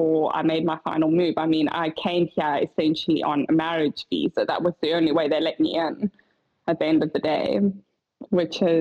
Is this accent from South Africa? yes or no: yes; South Africa; now in Switzerland; I, as a South African